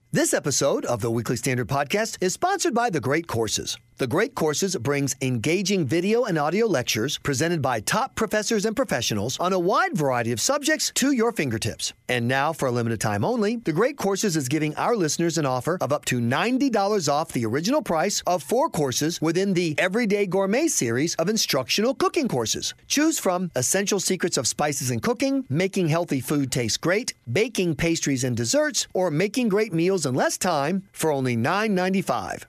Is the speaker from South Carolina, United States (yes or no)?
yes; South Carolina, United States; my home state of South Carolina